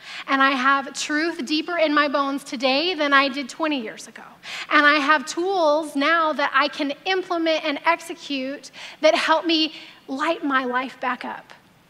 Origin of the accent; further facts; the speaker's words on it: the South, United States; I grew up in the South